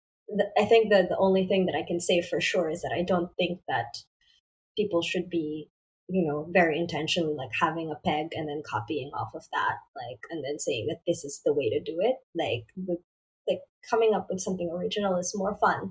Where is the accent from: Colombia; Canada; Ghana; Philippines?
Philippines; I was a kid from the Philippines